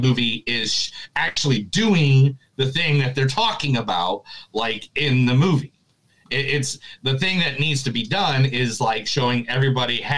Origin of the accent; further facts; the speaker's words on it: United States; I also grew up in like a very, you know, in Southside, Chicago, Northern Indiana area where it was just every mixture of person.